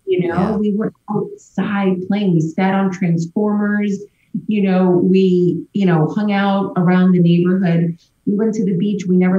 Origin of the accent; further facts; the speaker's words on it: Miami, Florida, United States; also born or lived in Kendall; So, I'm born and raised here in Miami-Dade County. I was born at Jackson Memorial Hospital. And, you know, for a short time, my family and I lived in, Section 8 housing, Milton Manors. It's still in South Dade to this day. And I grew up in Kendall